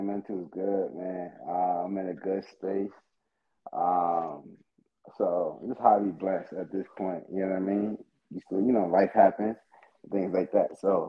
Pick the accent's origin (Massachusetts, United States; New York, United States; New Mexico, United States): New York, United States; Far Rockaway; also born or lived in Delaware / Miami / Texas / California; Being in New York, Far Rockaway, New York. I'm from Far Rockaway, New York. Kind of the slums from there. So I done risen out of that jungle, headed over to Delaware. From Delaware to Miami, from Miami to Texas, Texas to Cali.